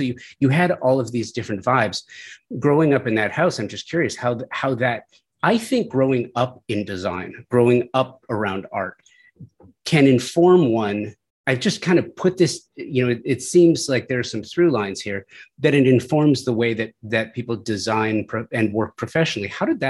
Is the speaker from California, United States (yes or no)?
yes; Los Angeles, California, United States; When I was growing up, I grew up in the San Fernando Valley, you know, as a teenager in the 1980s.